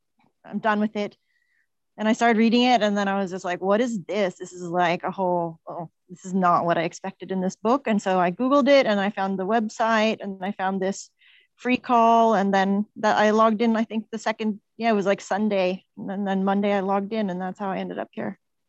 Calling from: Madeira, Portugal

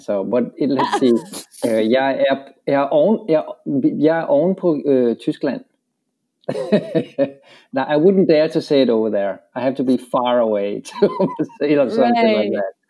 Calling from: Miami, Florida, United States; From Miami.

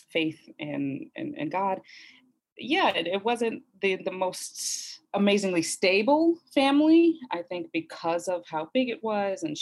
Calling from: Culver City, California, United States; I am joining you from Culver City in Los Angeles.

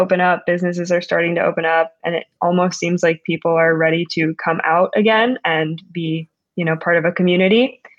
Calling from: Philadelphia, Pennsylvania, United States; I am calling in from Center City, Philadelphia, and right now there is a effort to distribute the vaccines going on.

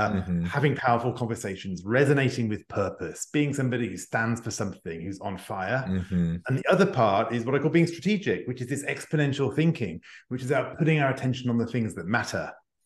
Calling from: Paris, Île-de-France, France; English is a second language; I'm joining you from Paris, just outside of Paris in France. So you can tell by my accent, I'm not born French, but I have adopted the country over the last 20 years.

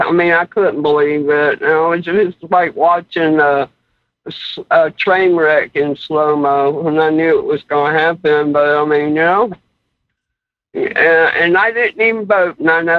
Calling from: Georgia, United States; I'm calling from Georgia.

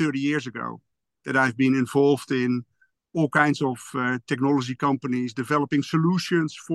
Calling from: Westland, South Holland, Netherlands; I'm I'm calling from the the, the Westland area the Westland area is the uh, yeah the, the, the home base for uh, for Ridder

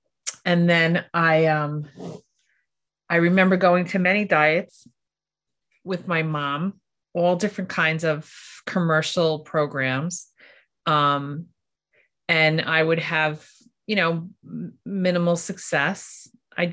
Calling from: New York, United States; I'm here from New York. So I'm on the other side of the continent

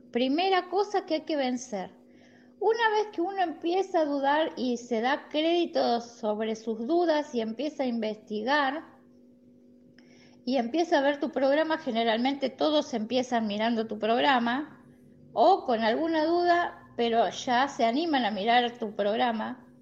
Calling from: La Plata, Buenos Aires Province, Argentina; de La Plata, Argentina.

